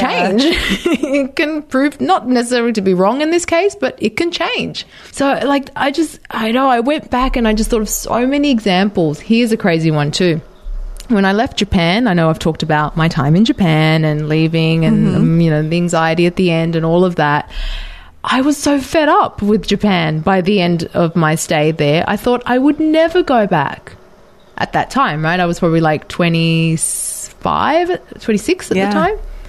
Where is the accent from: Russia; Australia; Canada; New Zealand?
Australia; moved away as an adult; also born or lived in United Arab Emirates; now in Sydney, Australia; Growing up in Australia